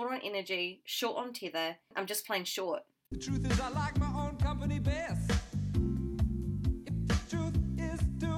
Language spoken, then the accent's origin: English; New Zealand; I'm a Kiwi Indian